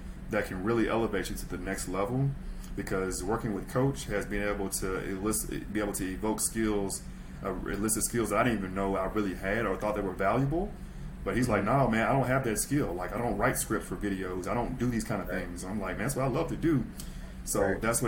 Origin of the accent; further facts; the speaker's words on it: Mississippi, United States; Super South. Super South. I'm from Mississippi